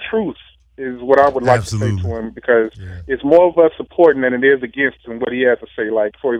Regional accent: Georgia, United States; now in Las Vegas, United States; I live in Vegas. I'm from Georgia, though.

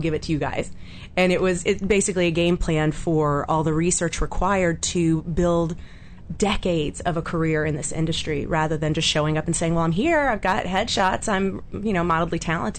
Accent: Atlanta, Georgia, United States; now in Los Angeles, United States; I grew up in Atlanta, Georgia

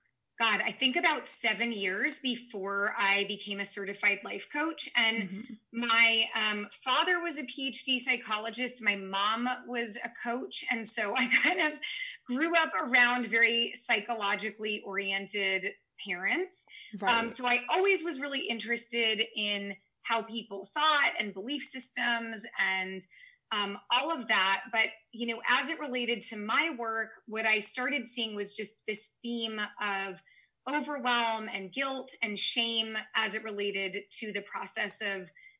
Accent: San Francisco Bay Area, California, United States; I'm from the San Francisco Bay Area

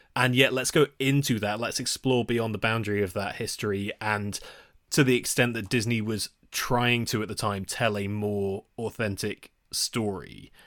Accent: United Kingdom; We are British people

